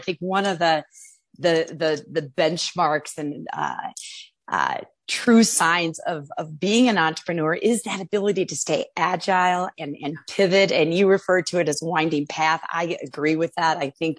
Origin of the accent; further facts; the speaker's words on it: Chicago, Illinois, United States; that led me to opening and winning licenses and opening dispensaries near my hometown in Chicago, Illinois.